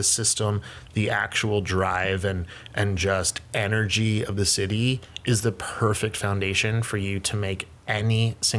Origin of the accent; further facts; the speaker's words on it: right outside of Philadelphia, Pennsylvania, United States; moved away as an adult; now in New York, United States; I'm originally from Pennsylvania, right outside of Philadelphia. Okay. And that's primarily where I grew up, and then went to college here in New York.